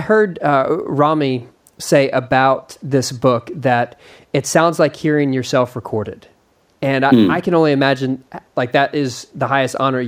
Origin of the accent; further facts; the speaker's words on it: Austin, Texas, United States; you lived in Austin, Texas, where I'm from. And as a Texan